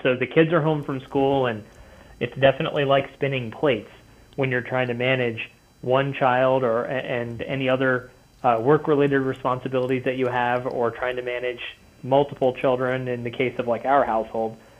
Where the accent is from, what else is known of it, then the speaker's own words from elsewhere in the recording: Cincinnati, Ohio, United States; moved away as an adult; now in northern Kentucky, United States; we live in northern Kentucky now, but uh, yeah, I grew up in Cincinnati